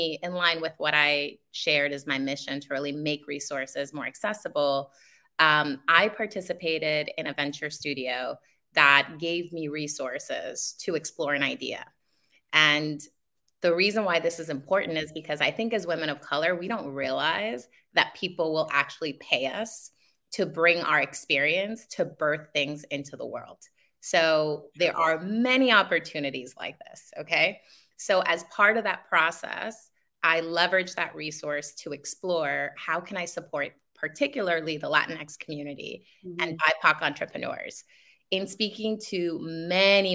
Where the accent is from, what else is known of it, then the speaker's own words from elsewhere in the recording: New York City, New York, United States; also born or lived in Dominican Republic; I'm in Queens. I've been in Queens all my life, but I did immigrate from the Dominican Republic when I was 7 years old